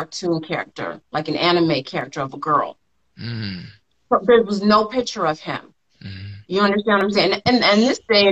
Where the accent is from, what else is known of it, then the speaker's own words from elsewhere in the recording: Los Angeles, California, United States; I'm from South Central